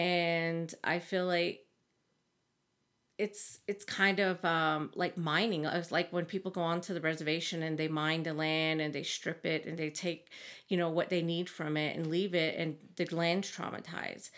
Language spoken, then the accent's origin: English; Big Mountain, Arizona, United States; moved away as an adult; now in Flagstaff, United States; I'm from Big Mountain, Arizona